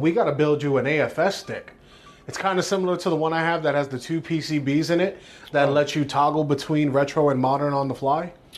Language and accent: English; New York City, New York, United States; five, six years old, me and my mom, we moved from East New York, from my dad to Bushwick